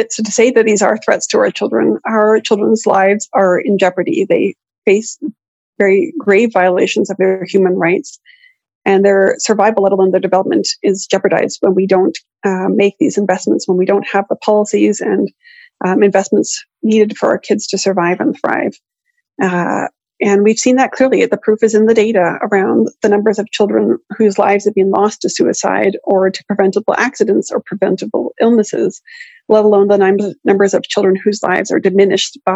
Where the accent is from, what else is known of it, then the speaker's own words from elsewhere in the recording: Canada; as a Canadian